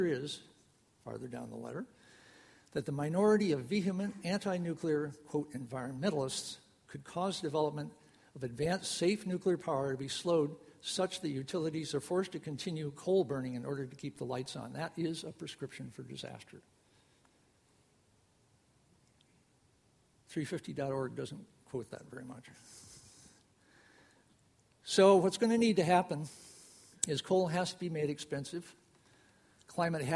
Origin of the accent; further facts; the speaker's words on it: Rockford, Illinois, United States; I grew up in Rockford, Illinois